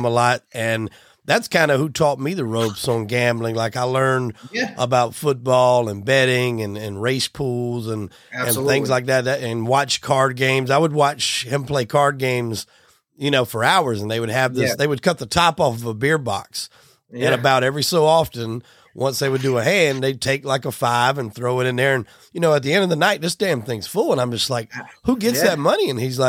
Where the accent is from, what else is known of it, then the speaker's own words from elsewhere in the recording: the Carolinas, United States; I'm from the Carolinas